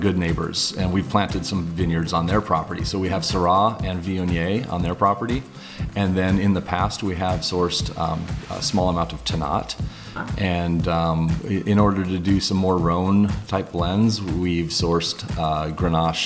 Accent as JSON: {"language": "English", "town": "San Diego", "region": "California", "country": "United States", "tie": "born or raised there", "also_born_or_lived": "New York", "said": "I was born and raised in San Diego, and I moved to New York for about 6 years"}